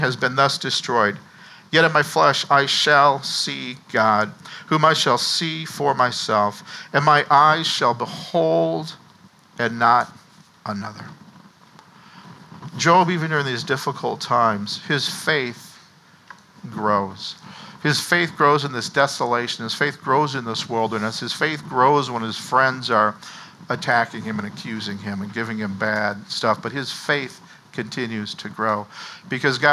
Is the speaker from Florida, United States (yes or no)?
no; Minnesota, United States; growing up in Minnesota